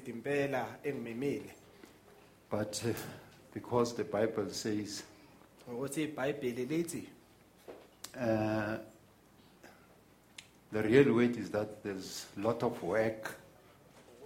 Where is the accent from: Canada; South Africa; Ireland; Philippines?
South Africa; Witbank, Mpumalanga; moved away; Witbank is my hometown